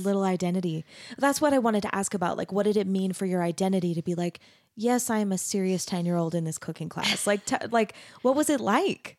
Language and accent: English; Mesa, Arizona, United States; moved away as an adult; also born or lived in Denton, Texas; now in Utah, United States; I grew up in Mesa, Arizona, which is really similar